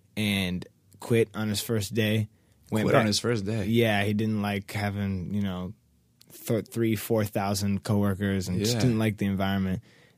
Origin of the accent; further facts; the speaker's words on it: Seattle, Washington, United States; Born and raised in Seattle, Washington.